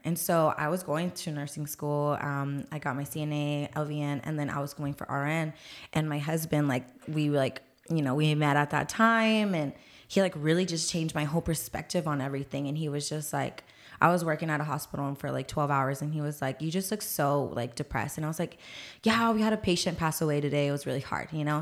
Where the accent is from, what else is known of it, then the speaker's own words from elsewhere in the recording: San Antonio, Texas, United States; I'm actually born here and raised here in San Antonio, Texas. I've been here my whole life